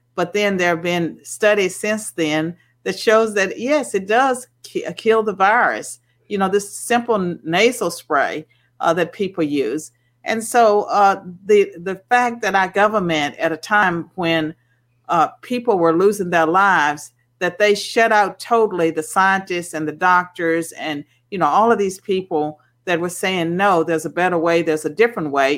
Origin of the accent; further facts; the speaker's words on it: Virginia, United States; when I was growing up in Virginia in the, in the 60s, we had Sunday blue laws